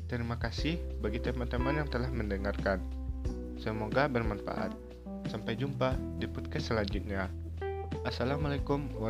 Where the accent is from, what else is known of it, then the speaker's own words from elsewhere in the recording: Bukittinggi, West Sumatra, Indonesia; born there; Saya lahir di Bukit Tinggi pada 18 September 2002.